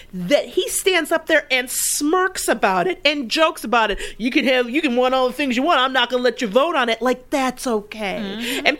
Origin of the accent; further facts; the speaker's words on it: Detroit, Michigan, United States; moved away; I'm from Detroit, or I grew up in Detroit. My mother lives there and in the city.